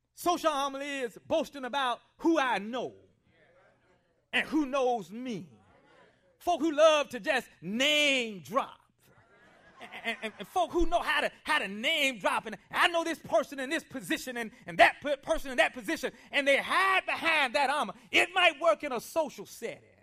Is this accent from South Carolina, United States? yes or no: yes; Columbia, South Carolina, United States; growing up in Columbia, South Carolina, I spent a lot of time around older people. I was raised by my grandparents